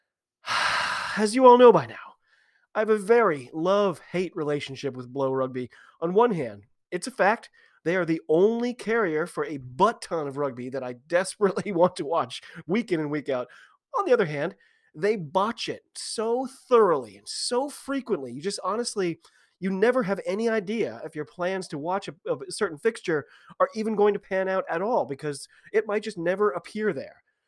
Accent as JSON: {"language": "English", "country": "United States", "said": "I'm an American rugby fan"}